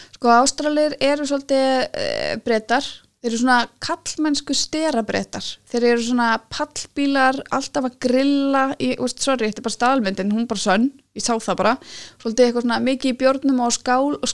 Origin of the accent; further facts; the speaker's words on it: Iceland; ég er frá Íslandi